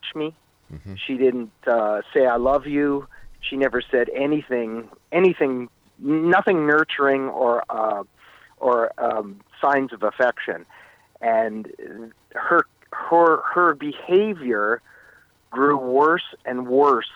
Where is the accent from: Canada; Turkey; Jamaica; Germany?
Canada; Meaford, Ontario; moved away as an adult; also born or lived in Etobicoke, Toronto / California; by the time kindergarten started, I moved up to the small town of Meaford on Georgian Bay